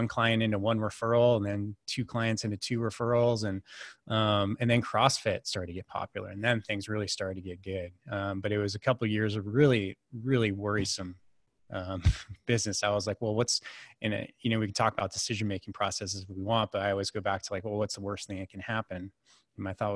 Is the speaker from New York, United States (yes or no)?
no; Silicon Valley, California, United States; I grew up in California, in the Silicon Valley before it was the Silicon Valley